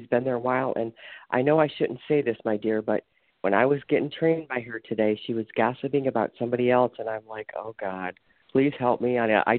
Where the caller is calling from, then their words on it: Ohio, United States; I'm calling from Ohio.